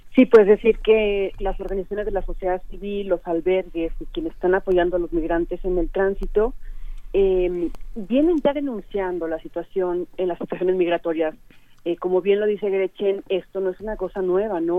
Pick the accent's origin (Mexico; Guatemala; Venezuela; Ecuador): Mexico; como mexicanos tenemos